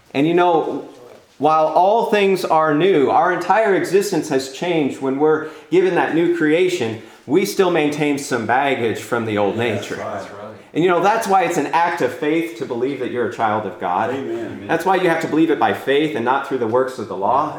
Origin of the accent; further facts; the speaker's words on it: California, United States; I'm from California